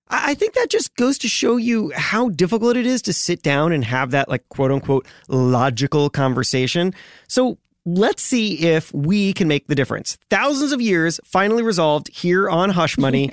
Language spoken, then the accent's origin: English; Miami, Florida, United States; I grew up in Miami